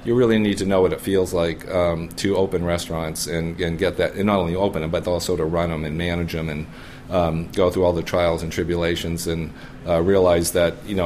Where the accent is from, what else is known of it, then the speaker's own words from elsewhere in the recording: East Coast, United States; now in Chicago, United States; I grew up in the East Coast, and then I was in the West Coast